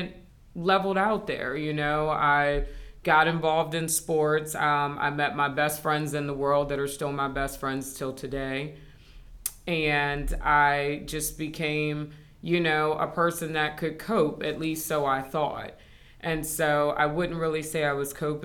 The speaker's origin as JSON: {"language": "English", "town": "Frederick", "region": "Maryland", "country": "United States", "tie": "born or raised there", "also_born_or_lived": "San Antonio, Texas / Washington, D.C. / Laurel, Maryland", "said": "we moved to Frederick, and I've been there since I was 10 years old."}